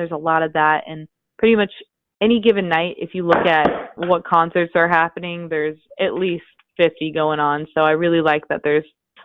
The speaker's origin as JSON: {"language": "English", "town": "Overland Park", "region": "Kansas", "country": "United States", "tie": "born or raised there", "moved": "as an adult", "said": "I'm from Overland Park, Kansas, which is a suburb about 20 minutes from Kansas City, Missouri."}